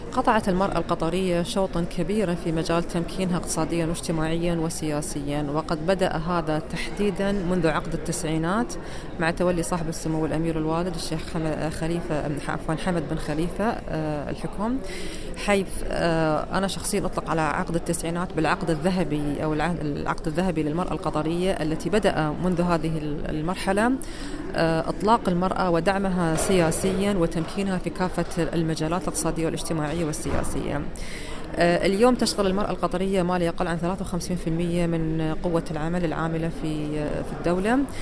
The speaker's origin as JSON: {"language": "Arabic", "country": "Qatar", "said": "بلدي قطر"}